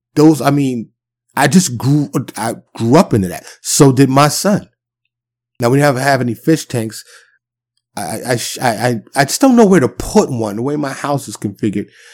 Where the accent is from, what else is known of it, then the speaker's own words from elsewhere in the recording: New York City, New York, United States; moved away as an adult; now in Texas, United States; I'm born and raised in New York City. I'm a New York native, but I do live in, in the South now, I live in Texas